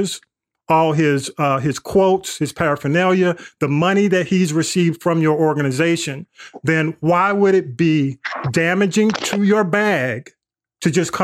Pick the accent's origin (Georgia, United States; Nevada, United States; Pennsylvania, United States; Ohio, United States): Georgia, United States; the South; I grew up in the South and I played sports